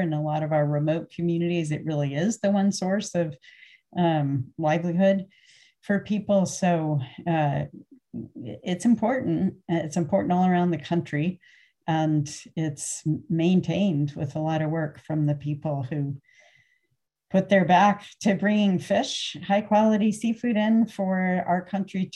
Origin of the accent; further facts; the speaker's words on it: Connecticut, United States; moved away as an adult; also born or lived in New Hampshire / New Haven, Connecticut; now in Sitka, United States; I grew up in Connecticut and went to college up in New Hampshire, graduate school back in New Haven